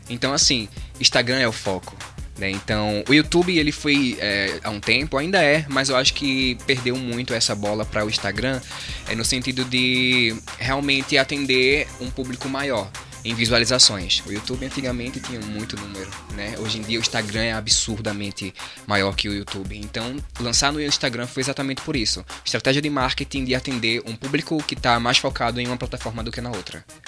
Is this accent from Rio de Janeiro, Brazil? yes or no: no; João Alfredo, Pernambuco, Brazil; na cidade de Bom Jardim, que é a vizinha João Alfredo, onde a gente é